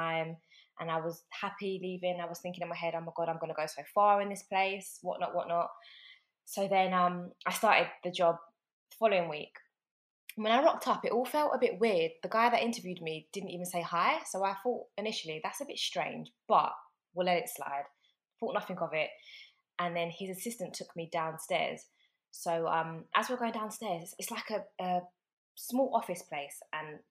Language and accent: English; London, United Kingdom; also born or lived in North Carolina / Tennessee; I'm born and raised in London, still in London now, but I'm from South London, a place called Putney. That's where I was born and raised.